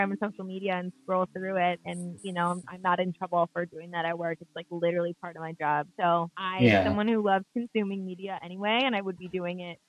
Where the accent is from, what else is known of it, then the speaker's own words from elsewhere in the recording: Michigan, United States; I'm from Michigan originally